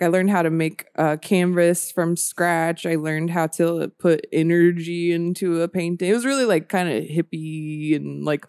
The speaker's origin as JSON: {"language": "English", "town": "Marietta", "region": "Georgia", "country": "United States", "tie": "born or raised there", "lives_now": "Sacramento, United States", "said": "I'm from Marietta, Georgia. So it's like right outside of Atlanta."}